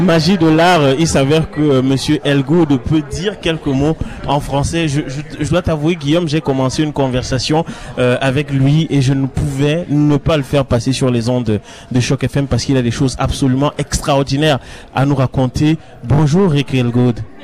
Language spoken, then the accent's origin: French; Cameroon; quand j'étais jeune au Cameroun